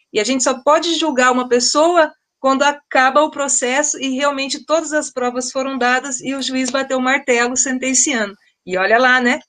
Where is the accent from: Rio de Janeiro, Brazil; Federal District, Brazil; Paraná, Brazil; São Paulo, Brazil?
Paraná, Brazil; Londrina; na minha cidade, eu sou londrinense